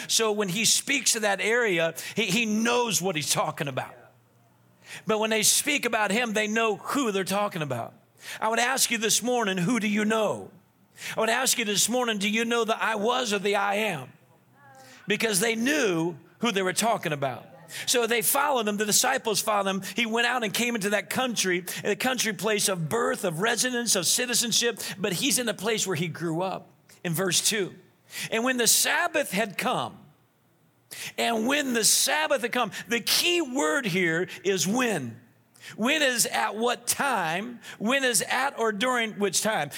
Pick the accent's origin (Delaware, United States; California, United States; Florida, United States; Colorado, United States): Florida, United States; Naples; also born or lived in Rochester, Minnesota / New Orleans, Louisiana; That's where I spent the most of my life down there